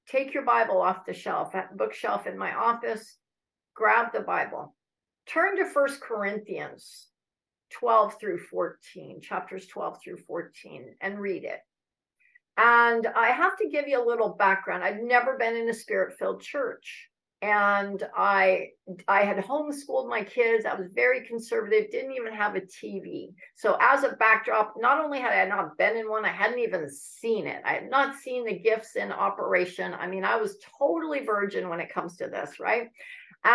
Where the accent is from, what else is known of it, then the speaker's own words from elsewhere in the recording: Northern California, United States; I'm from Northern California.